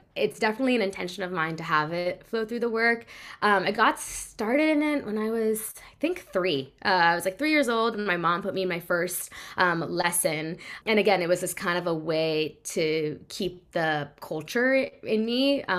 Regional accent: California, United States; Yes. Bay Area. Yeah. So I grew up in the Bay. Always been there.

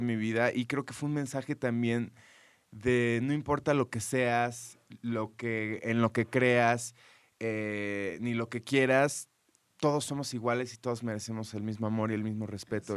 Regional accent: McAllen, Texas, United States; en Texas, eh, de donde yo soy, en McAllen

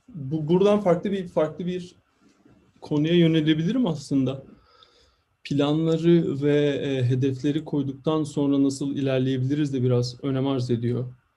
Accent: İzmir, Turkey; moved away as an adult; also born or lived in Eskişehir, Turkey / Stuttgart, Germany; now in New York, United States; ben de İzmirliyim, Karşıyaka'lıyım

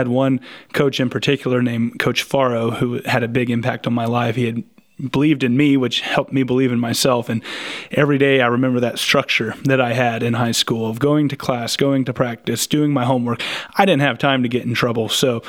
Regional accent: Bartlesville, Oklahoma, United States; also born or lived in Skiatook, Oklahoma / Claremore, Oklahoma; I grew up in several different towns. I was born in Bartlesville, but I went to school a little bit in Skytook and Claremore, and I ended up coming back to Bartlesville, living with my dad from my freshman to senior year.

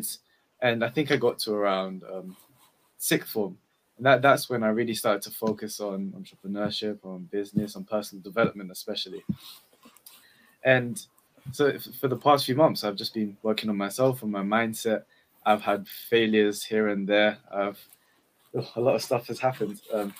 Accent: London, United Kingdom; I'm from East London

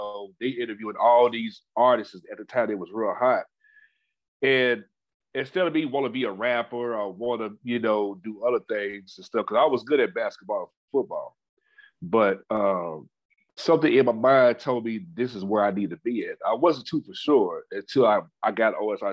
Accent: Louisville, Kentucky, United States; also born or lived in Charlotte, North Carolina; was born in Charlotte, North Carolina, but raised in Louisville, Kentucky

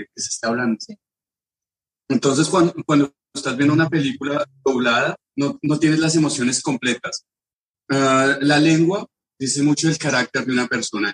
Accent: Colombia; moved away as an adult; now in France

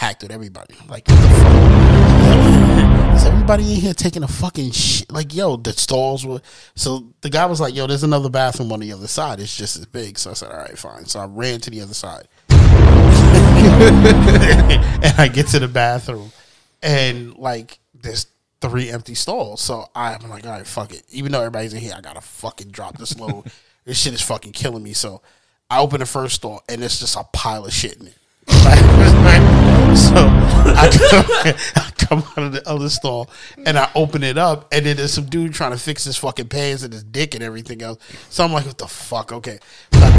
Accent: New York City, New York, United States; I was from Far Rock

